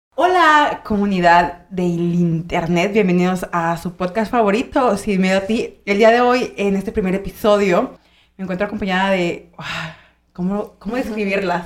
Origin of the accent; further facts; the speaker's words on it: Michoacán, Mexico; moved away as an adult; also born or lived in Mexico City; now in Monterrey, Mexico; yo soy de Michoacán